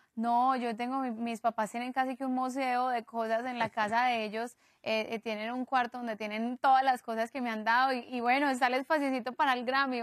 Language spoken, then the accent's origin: Spanish; Medellín, Antioquia, Colombia; somos de Medellín y, y, venimos del mismo país